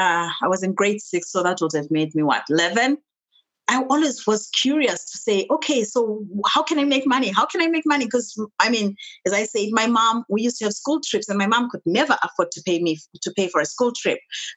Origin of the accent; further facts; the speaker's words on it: Zimbabwe; The Zimbabwe, we're a British colony. So everything was kind of styled under the British system. So I went to school like everybody else.